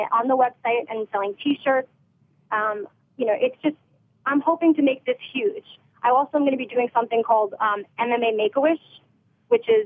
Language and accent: English; New York, United States; I'm a New Yorker